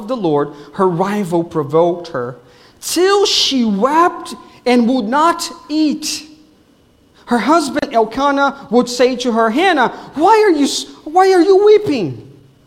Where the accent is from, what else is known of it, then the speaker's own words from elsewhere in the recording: Brazil; English is a second language; now in Wesley Chapel, United States; I'm from Brazil, so I'm sorry if you will hear accent on the way here.